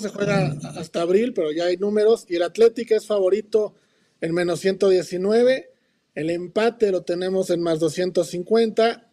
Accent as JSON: {"language": "Spanish", "region": "State of Mexico", "country": "Mexico", "said": "es la bebida de mi tierra. Acá de Whisky Luz, ¿Ah, en Estado de México"}